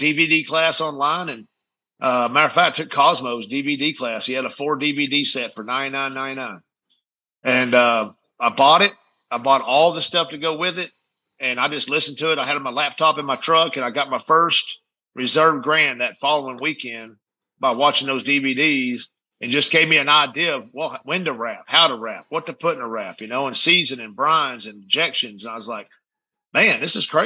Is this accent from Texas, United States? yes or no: yes; Midland, Texas, United States; Midland, my hometown here